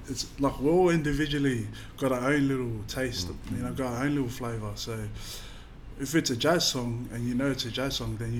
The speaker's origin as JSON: {"language": "English", "town": "Sydney", "region": "New South Wales", "country": "Australia", "said": "I'm from Western Sydney"}